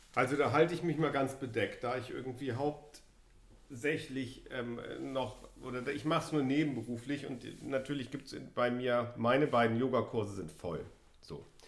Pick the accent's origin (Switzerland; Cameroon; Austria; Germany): Germany; Wir sind hier beide in Deutschland zur Schule gegangen